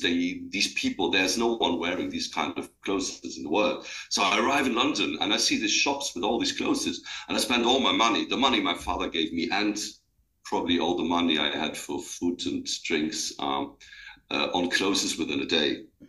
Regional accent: Luxembourg; I grew up in Luxembourg. It's a small country, and I grew up on the countryside.

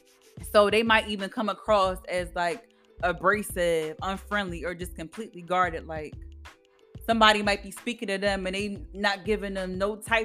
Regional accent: Philadelphia, Pennsylvania, United States; also born or lived in Kutztown, Pennsylvania; I'm from Philadelphia, Pennsylvania. And I live in a city, born and raised

